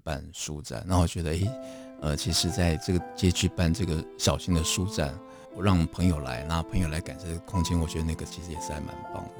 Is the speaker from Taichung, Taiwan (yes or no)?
no; Taipei, Taiwan; 我出生地方是双连，那离大稻城这个范围本来就不远